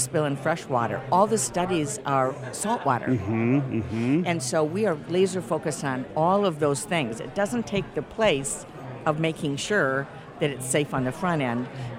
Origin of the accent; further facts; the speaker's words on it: Clare, Michigan, United States; rural Michigan, like where I grew up in Clare.